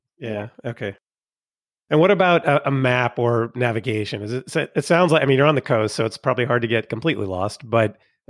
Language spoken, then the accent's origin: English; United States; We'll call it Cicerone because we're American.